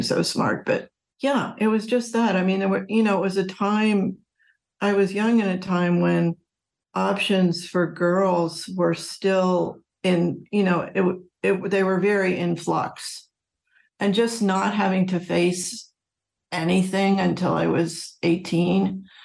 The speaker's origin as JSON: {"language": "English", "town": "Philadelphia", "region": "Pennsylvania", "country": "United States", "tie": "born or raised there", "said": "I grew up outside of Philadelphia"}